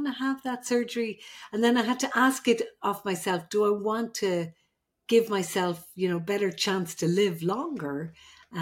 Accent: Ireland; I'm the Irish midwife.

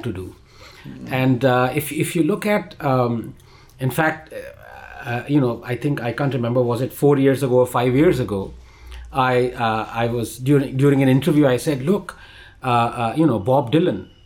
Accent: India; being an Indian

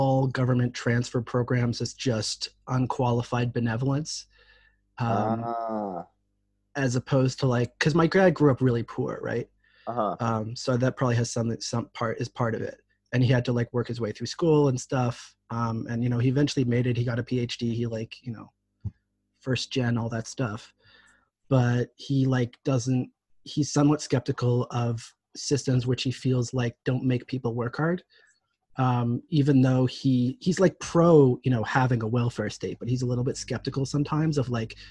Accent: Canada; moved away as an adult; now in Israel; I'm originally from Canada, so I'm a good old, you know, hockey loving something.

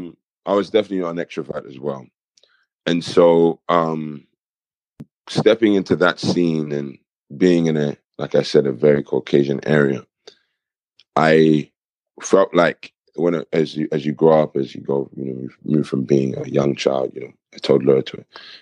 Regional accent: Kent, South East England, United Kingdom; moved away as an adult; also born or lived in Nigeria (ancestry); now in Coventry, United Kingdom; I'm actually originally from Kent, and I have a cultural background of Nigeria.

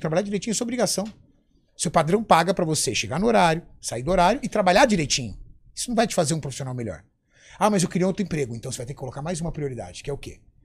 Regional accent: São Paulo, Brazil; also born or lived in ABC Paulista; Eu nasci na zona sul de São Paulo, na, num bairro chamado... É um bairro chamado Cidade Dutra, em Interlagos

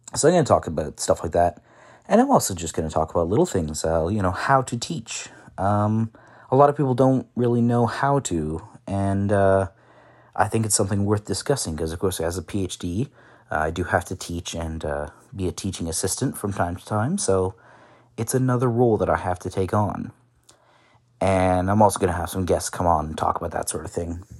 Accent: Ottawa, Ontario, Canada; also born or lived in Qatar / China; I am from Canada, uh, Ottawa, born and raised

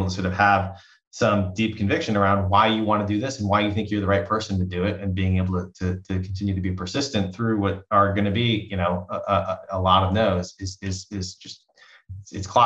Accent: East Coast, United States; now in Bay Area, United States; I grew up on the East Coast and moving out to the Bay Area 23 years ago

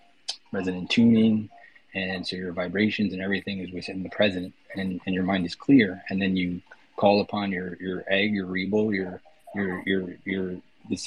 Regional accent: New York City, New York, United States; I'm from the Bronx, New York

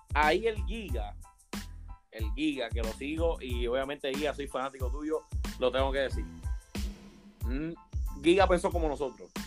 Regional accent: Puerto Rico; como típico boricua, tenemos un argumento cómico a cualquier cosa

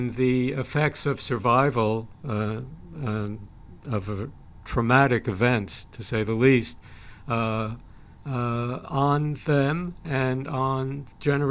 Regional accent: Sweden; I was born in Sweden

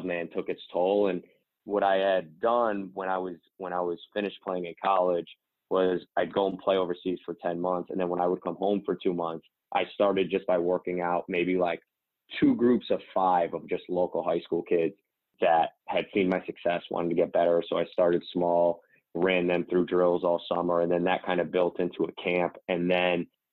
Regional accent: Albany, New York, United States; moved away as an adult; also born or lived in Hungary / Italy / Spain / Iceland; I played for the Nike AAU team in our area, the Albany City Rocks.

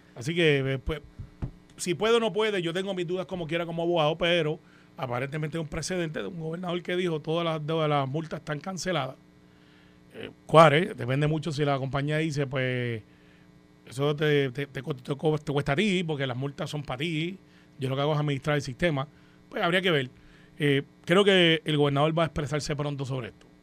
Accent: Puerto Rico

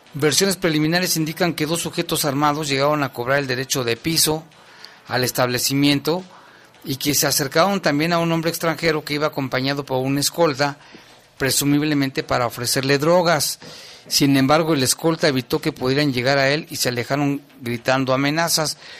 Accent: Mexico; somos los mexicanos

